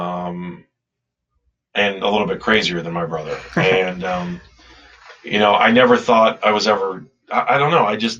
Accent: Cleveland Heights, Ohio, United States; I grew up in Cleveland Heights

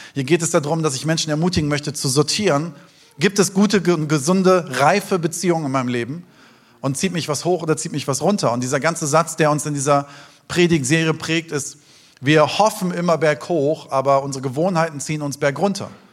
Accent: Taunus, near Frankfurt, Hesse, Germany; Ich bin im Taunus aufgewachsen, in der Nähe von Frankfurt, in den schönen Wäldern.

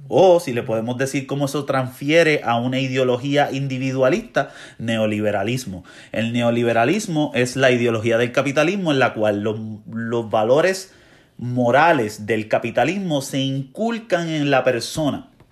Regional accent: Ponce, Puerto Rico; yo me crié en Ponce, en una urbanización

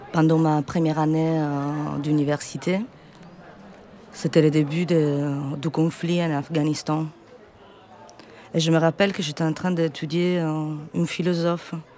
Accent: Sicily, Italy; French is a second language; moved away

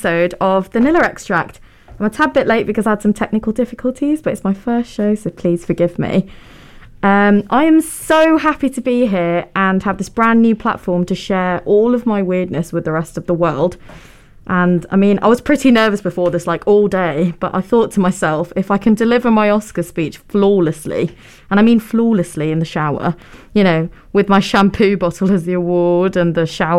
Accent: Manchester, North West England, United Kingdom; first language Tamil; I'm born and brought up in Manchester, and I'm South Indian, and my mother tongue is Tamil

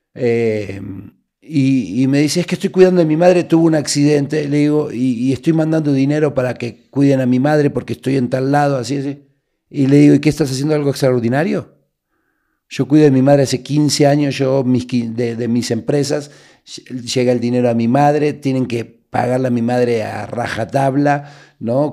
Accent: Buenos Aires, Argentina; moved away as an adult; also born or lived in Uruguay; now in Mexico; nací en Uruguay, a los 30 días me llevaron a Buenos Aires, vivíamos en un barrio muy bravo, que es el barrio de La Boca

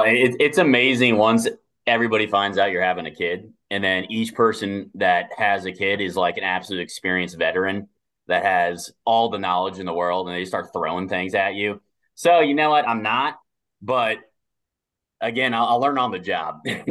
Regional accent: South Florida, United States; I'm from South Florida. I'm living in West Palm right now

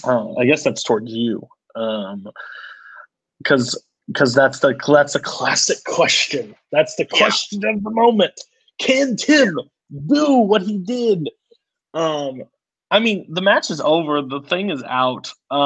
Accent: Brooklyn, New York, United States; I'm from Brooklyn.

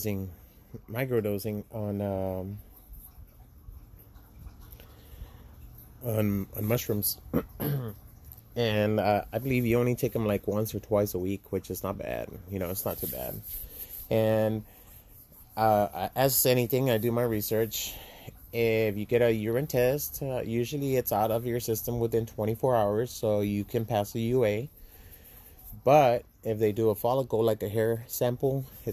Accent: Laredo, Texas, United States; moved away as an adult; I'm from Laredo, Texas. It's a border town

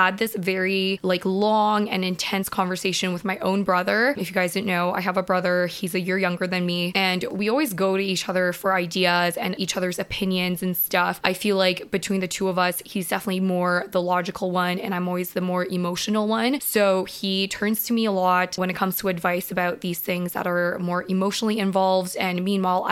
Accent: Vancouver, British Columbia, Canada; I am from Vancouver.

